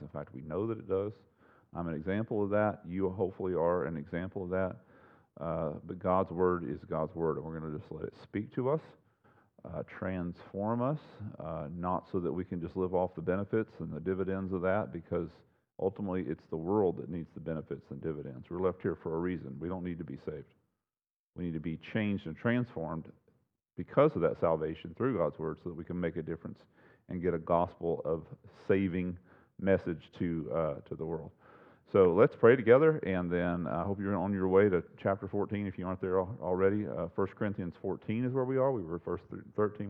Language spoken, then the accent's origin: English; United States; born and raised in the United States